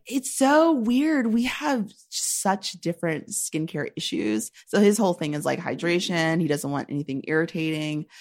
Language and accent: English; Shaker Heights, Ohio, United States; moved away as an adult; now in New York, United States; I'm from Shaker Heights, Ohio